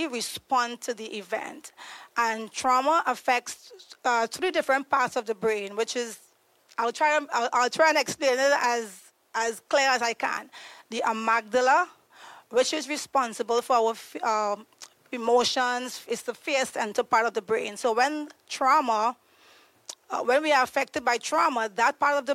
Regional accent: Trinidad & Tobago; moved away as an adult; now in United States; I'm originally from Trinidad and Tobago. I moved to the U.S. 8 years ago.

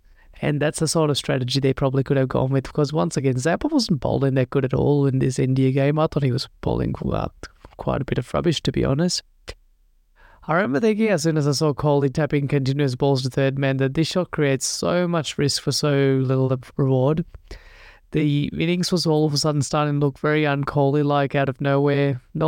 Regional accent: Australia; as an Australian Sri Lanka supporter, I've seen the bad side of that happen so many times in the past.

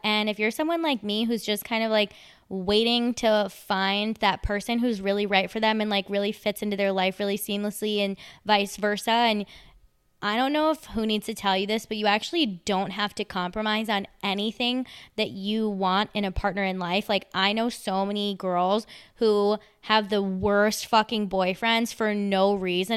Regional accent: Long Island, New York, United States; I used to ride the Long Island Railroad all the time 'cause I'm from Long Island

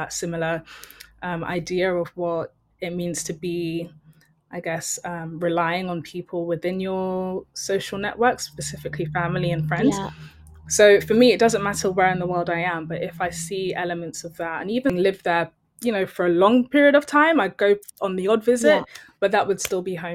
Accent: London, United Kingdom; also born or lived in Benin City, Nigeria / Acton; I've grown up in West London.

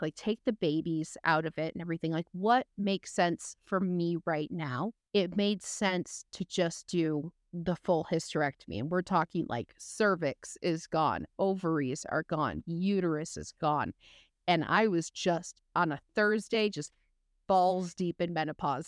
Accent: West Michigan, United States; I grew up in West Michigan where you have a huge Dutch population

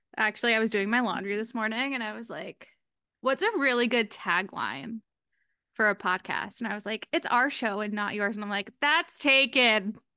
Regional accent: New England, United States; I am from New England.

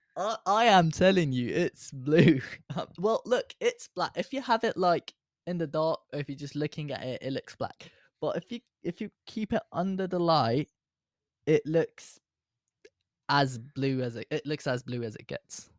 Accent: Iran; now in United Kingdom; I was born in Iran, but I've now got Iranian citizenship, well, I've always did, and now I've got a British citizenship

